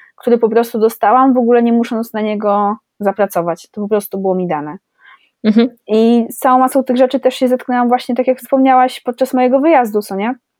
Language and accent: Polish; Poland; jestem urodzona w Polsce